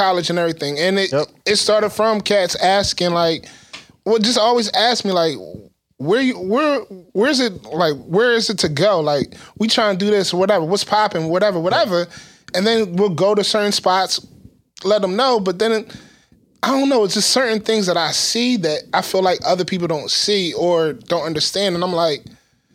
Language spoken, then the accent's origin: English; Philadelphia, Pennsylvania, United States; also born or lived in Atlanta; we're from Philly.